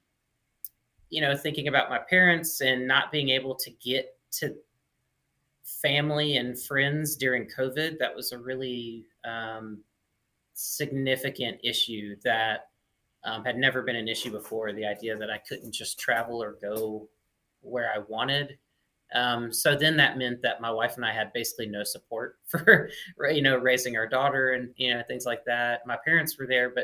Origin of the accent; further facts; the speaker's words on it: Mississippi, United States; moved away as an adult; also born or lived in Oregon; I was born and raised in Mississippi